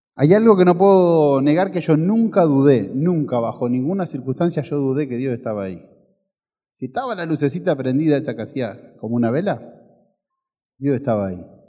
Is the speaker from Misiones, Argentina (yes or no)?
no; Ferré, Buenos Aires, Argentina; Cuando tenía 6, 7 años, mi mamá trabajaba de secretaria en la iglesia del pueblo donde yo nací, de Ferré